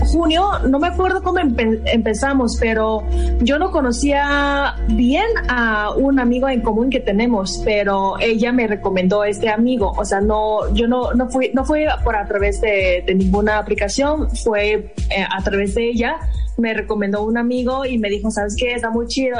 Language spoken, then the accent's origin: Spanish; China; moved away as an adult; also born or lived in Mexicali, Mexico; now in Cuernavaca, Mexico; soy de China. He llevado como ocho años y medio viviendo en México, antes de Mexicali y ahorita vivo en Cuernavaca